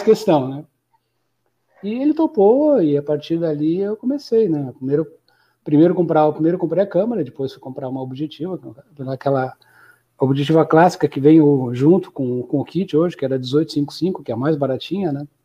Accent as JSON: {"language": "Portuguese", "town": "União da Vitória", "region": "Paraná", "country": "Brazil", "tie": "born or raised there", "moved": "as an adult", "lives_now": "Florianópolis, Brazil", "said": "Sou de União da Vitória, na divisa com Santa Catarina."}